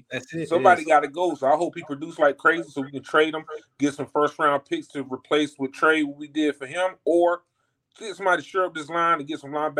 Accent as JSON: {"language": "English", "town": "Raleigh", "region": "North Carolina", "country": "United States", "said": "I'm from North Carolina, Raleigh, North Carolina."}